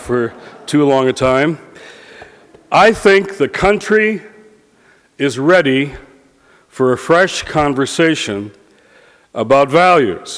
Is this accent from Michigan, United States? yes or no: yes; Detroit, Michigan, United States; now in Washington, United States; Detroit, my hometown